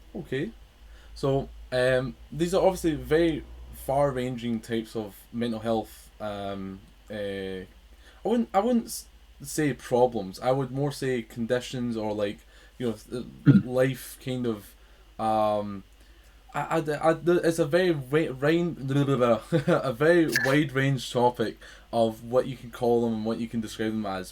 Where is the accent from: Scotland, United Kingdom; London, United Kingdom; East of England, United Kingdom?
Scotland, United Kingdom; I am from Scotland